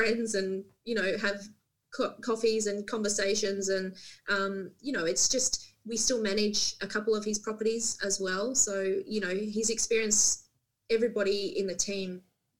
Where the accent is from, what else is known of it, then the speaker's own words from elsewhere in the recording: Central Coast, New South Wales, Australia; moved away as an adult; now in Port Macquarie, Australia; being born and bred on the Central Coast